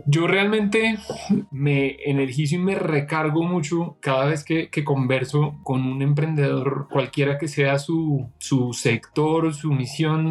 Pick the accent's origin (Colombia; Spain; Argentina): Colombia; moved away as an adult; also born or lived in United States; regresé a Colombia